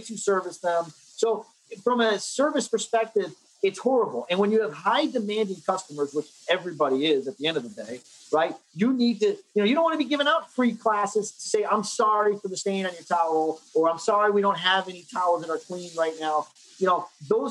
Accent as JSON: {"language": "English", "region": "New Jersey", "country": "United States", "tie": "born or raised there", "also_born_or_lived": "New York City", "said": "I grew up in New Jersey"}